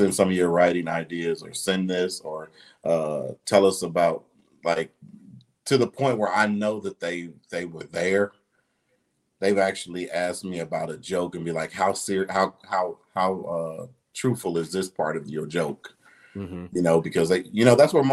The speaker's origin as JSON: {"language": "English", "town": "Detroit", "region": "Michigan", "country": "United States", "also_born_or_lived": "Ohio", "moved": "yes", "lives_now": "Dallas, United States", "said": "I'm originally from Detroit"}